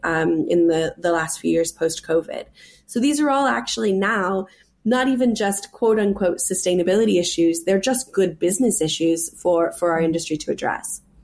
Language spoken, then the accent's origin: English; California, United States; moved away as an adult; also born or lived in New York City; now in England, United Kingdom; I'm from California